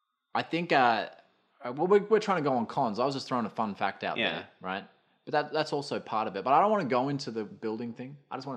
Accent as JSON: {"language": "English", "town": "Brisbane", "region": "Queensland", "country": "Australia", "tie": "born or raised there", "said": "As a kid, when you were climbing over shit, when I grew up in Brisbane, part of my life, and New Farm Park had those big trees, those big ass trees."}